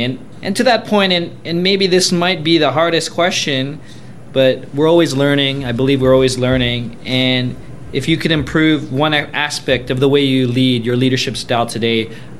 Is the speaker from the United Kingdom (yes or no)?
no; Canada; myself being Canadian